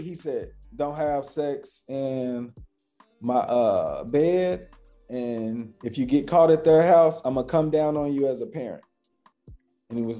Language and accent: English; Louisville, Kentucky, United States; I grew up in Louisville, Kentucky